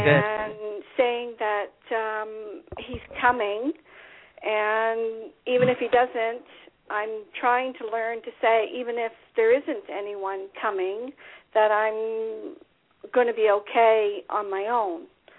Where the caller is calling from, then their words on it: New Brunswick, Canada; … from New Brunswick.